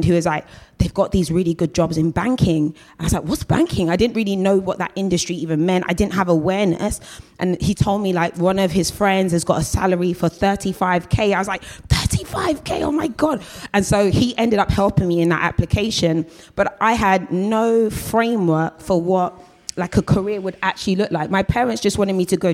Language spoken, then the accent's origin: English; London, United Kingdom; I always call myself like a South London girl for life. So I was born in Battersea, you know, I've lived in Battersea, lived in Brixton, lived in Streatham, and really I've always been south of the river.